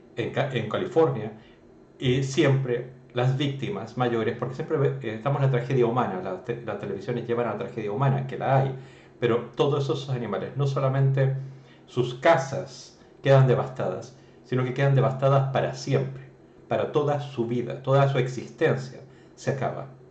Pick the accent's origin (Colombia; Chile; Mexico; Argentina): Chile